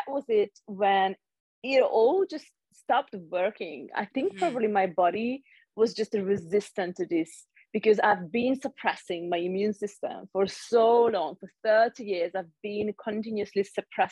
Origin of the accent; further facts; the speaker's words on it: Hungary; moved away as an adult; also born or lived in London; now in Switzerland; I'm originally from Hungary, but I've lived in Switzerland for 7 years now. I lived in London for a while too